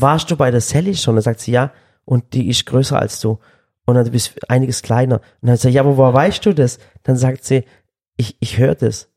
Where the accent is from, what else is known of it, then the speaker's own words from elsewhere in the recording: Swabia, Germany; als Schwabe